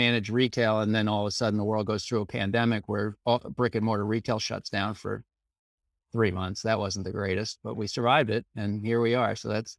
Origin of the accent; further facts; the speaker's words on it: Scarborough, Maine, United States; so I grew up in Maine, as I mentioned, I grew up in Scarborough, Maine.